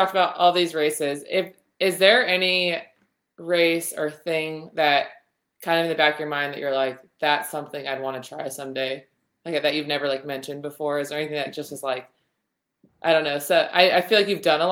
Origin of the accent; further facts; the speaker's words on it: California, United States; I'm from California and I live like an hour and a half from Tahoe